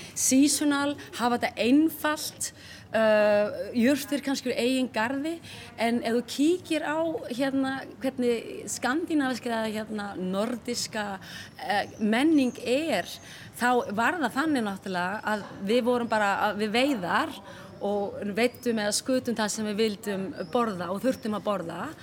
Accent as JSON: {"language": "Icelandic", "country": "Iceland", "said": "við erum Íslandingar"}